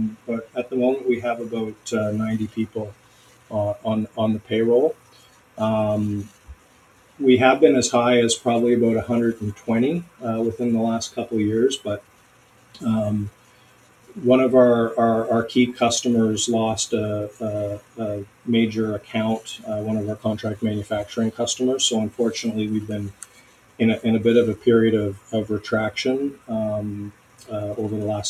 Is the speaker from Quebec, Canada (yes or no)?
no; Rothesay, New Brunswick, Canada; also born or lived in Kingston, Canada / Montreal, Canada; now in Saint John, Canada; I grew up in Rossay